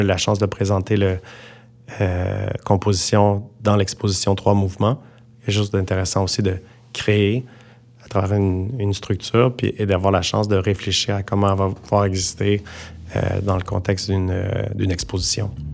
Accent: Montreal, Quebec, Canada; en tant que Montréalais

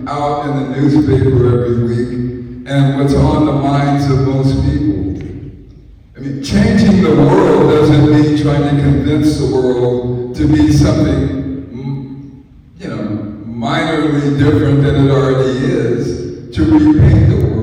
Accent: San Francisco, California, United States; I'm from San Francisco, California

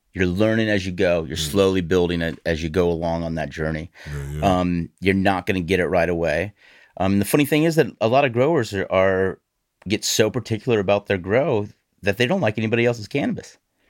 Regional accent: Illinois, United States; now in Vermont, United States; No, not originally. Originally, I'm from Illinois. So grew up right across the river from Hannibal, Missouri, where Mark Twain was based.

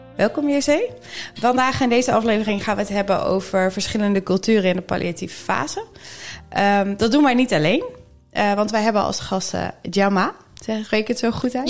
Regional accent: Netherlands; ons als Nederlanders

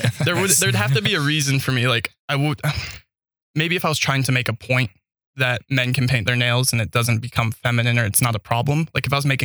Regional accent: Idaho Springs, Colorado, United States; also born or lived in Logan, Utah; I was born in Logan, Utah. Yeah, Mormon Central. That's why my parents moved me out of there. They were not Mormon. Grew up in Idaho Springs, Colorado.

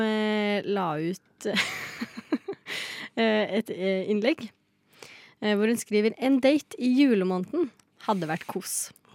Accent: Lillehammer, Innlandet, Norway; Jeg er fra Lillehammer.

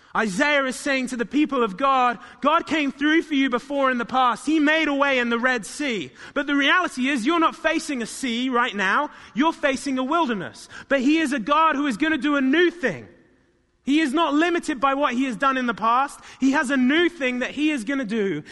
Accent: United Kingdom; moved away; in my hometown where I grew up

